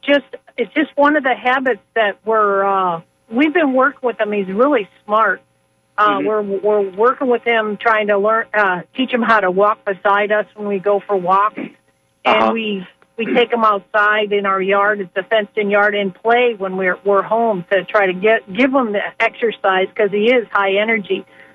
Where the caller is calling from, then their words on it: Auburndale, Florida, United States; Oh, very good. I am from Auburndale